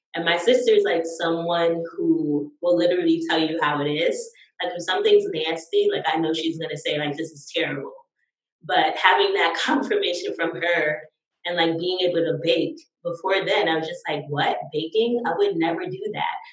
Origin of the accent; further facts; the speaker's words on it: the South, United States; I'm from the South